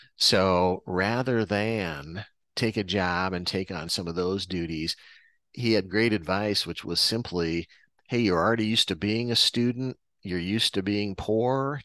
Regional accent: Iowa, United States; born and raised in Iowa

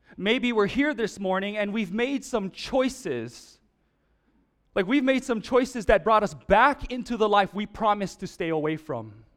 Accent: Oahu, Hawaii, United States; I'm from Oahu

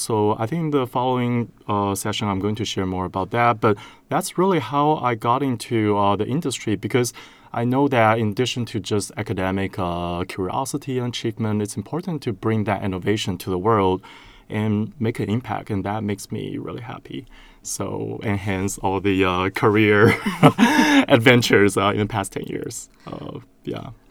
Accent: Taiwan; moved away as an adult; now in United States; I'm originally from Taiwan

